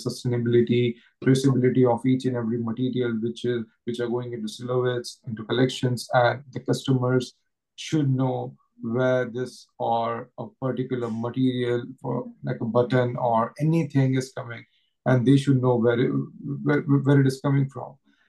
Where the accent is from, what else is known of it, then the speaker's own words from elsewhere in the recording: India; moved away as an adult; now in Paris, France; I come from India.